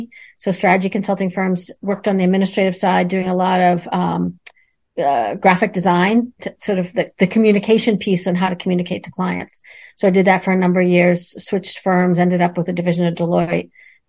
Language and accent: English; Boston, Massachusetts, United States; So I was born in Boston